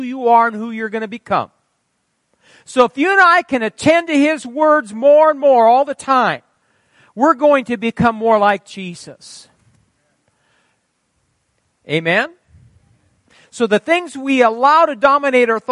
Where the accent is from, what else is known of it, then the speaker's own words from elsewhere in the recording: Fairbury, Nebraska, United States; moved away; I was from Fairbury. We were different down there